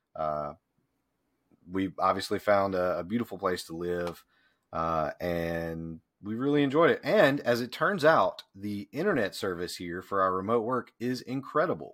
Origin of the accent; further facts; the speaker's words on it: Deep South, United States; moved away as an adult; also born or lived in Memphis, Tennessee; now in Pickens, United States; having grown up in the deep South